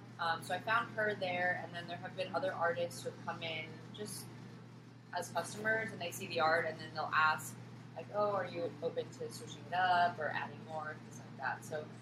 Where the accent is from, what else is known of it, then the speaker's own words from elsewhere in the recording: San Gabriel Valley, California, United States; also born or lived in Diamond Bar, California; now in Anaheim, United States; So I grew up in San Gabriel Valley, and then kind of like moved to Diamond Bar. Now I live in Orange County, so like really enjoying Costa Mesa